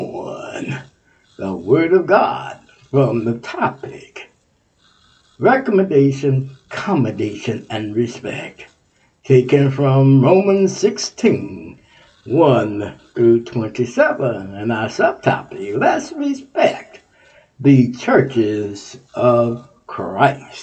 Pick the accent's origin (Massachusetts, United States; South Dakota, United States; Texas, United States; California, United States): Texas, United States; I'm from Texas